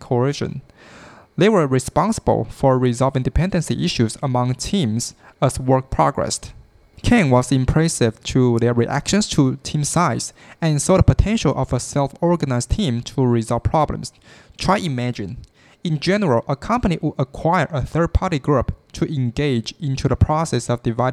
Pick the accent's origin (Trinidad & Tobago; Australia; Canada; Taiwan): Taiwan; I am from Taiwan